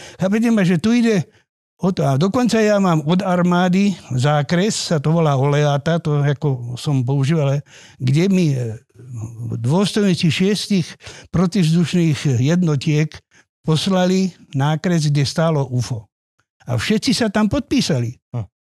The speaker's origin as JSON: {"language": "Slovak", "town": "Vrbové", "region": "Trnava Region", "country": "Slovakia", "said": "ja pochádzam z Vrbového"}